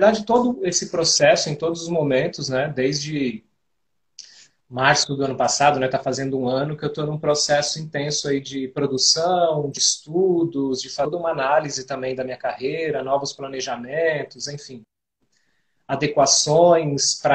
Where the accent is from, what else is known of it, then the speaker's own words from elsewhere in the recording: Diadema, São Paulo, Brazil; born there; Nesse momento eu estou onde nasci, em Diadema, que é a região metropolitana de São Paulo.